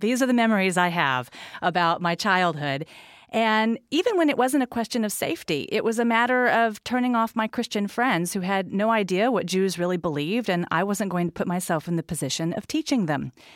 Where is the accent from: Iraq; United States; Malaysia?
United States; moved away; also born or lived in North Carolina / Texas; I grew up in North Carolina and Texas